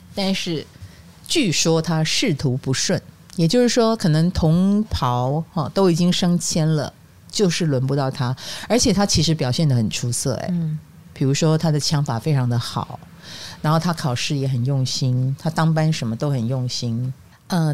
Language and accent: Chinese; Taiwan; 所以在我们台湾人的朋友们眼中的他